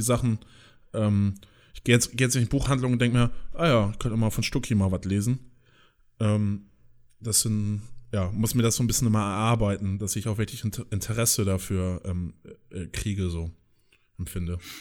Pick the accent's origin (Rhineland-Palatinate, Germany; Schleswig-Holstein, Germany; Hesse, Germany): Schleswig-Holstein, Germany; countryside near Flensburg; wo ich herkomme, so, die auch immer äh, auf dem Land da wohnen bei Flensburg